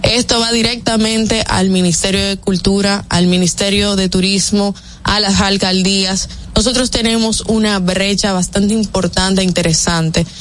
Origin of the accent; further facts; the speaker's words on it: Dominican Republic; nosotros como dominicanos